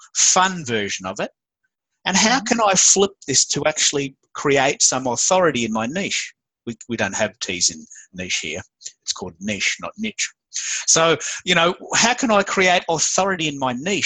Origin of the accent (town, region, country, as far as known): Australia; accent: Aussie